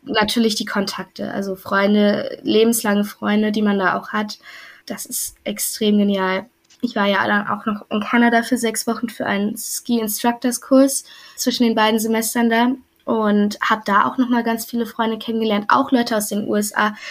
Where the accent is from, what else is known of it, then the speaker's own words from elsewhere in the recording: Germany; accent: German; mein deutscher Akzent ist definitiv noch da, der wird auch nicht mehr weggehen.